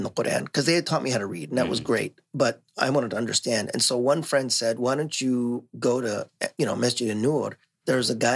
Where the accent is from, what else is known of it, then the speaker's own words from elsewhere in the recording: Los Angeles, California, United States; moved away as an adult; also born or lived in North Hollywood, California; now in Bay Area, United States; I grew up in L.A.